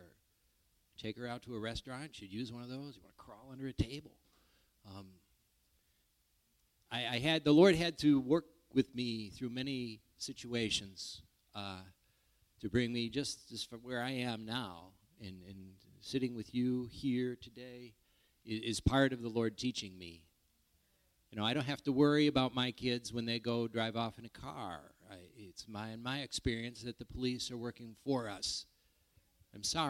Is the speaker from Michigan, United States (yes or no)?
yes; Grand Rapids, Michigan, United States; I grew up in Grand Rapids, Michigan.